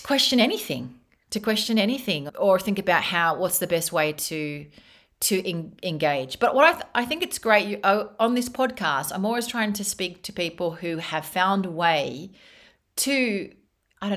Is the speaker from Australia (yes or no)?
yes; Australia; moved away as an adult; now in Spain; I grew up in Australia